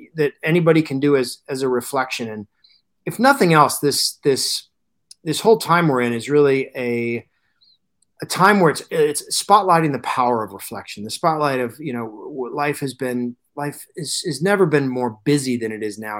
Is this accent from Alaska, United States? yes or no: yes; Alaska, United States; I grew up in Alaska, uh, and moved there when I was three